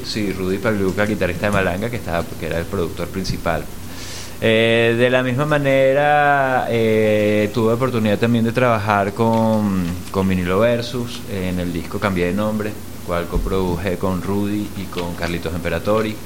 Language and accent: Spanish; Venezuela; also born or lived in Mexico; aunque soy venezolano, nací en México, no viví mucho tiempo en México